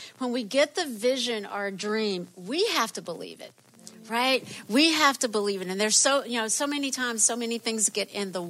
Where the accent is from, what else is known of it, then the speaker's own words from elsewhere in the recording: the South, United States; moved away as an adult; I grew up in the South